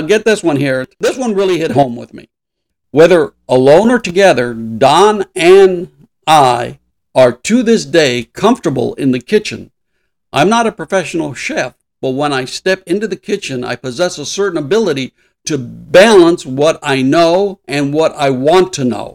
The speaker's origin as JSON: {"language": "English", "town": "Los Angeles", "region": "California", "country": "United States", "tie": "born or raised there", "said": "I grew up in East LA."}